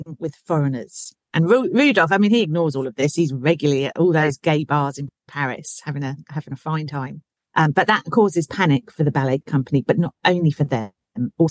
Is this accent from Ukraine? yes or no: no; Berkshire, South East England, United Kingdom; accent: Berkshire; my Berkshire accent